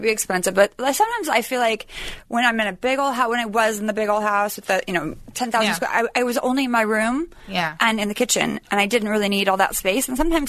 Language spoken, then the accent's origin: English; Sacramento, California, United States; I grew up in Sacramento.